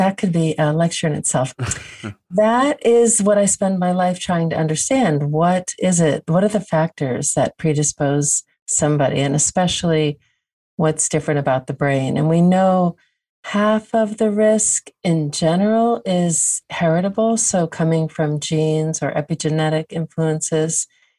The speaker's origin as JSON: {"language": "English", "region": "New Jersey", "country": "United States", "tie": "born or raised there", "said": "I grew up not In New Jersey, which is near New York. So very urban, but upper middle class, quiet community."}